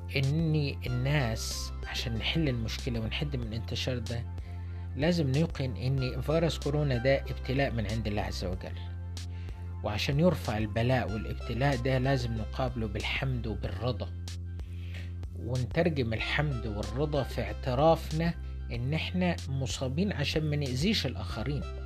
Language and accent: Arabic; Luxor, Luxor Governorate, Egypt; احنا عندنا في الأقصر